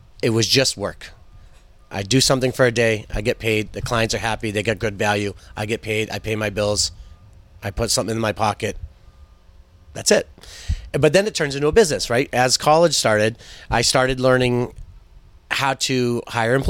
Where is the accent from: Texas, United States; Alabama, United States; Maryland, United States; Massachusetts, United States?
Massachusetts, United States; Westwood; I grew up in Westwood, going to Thurston and the high school.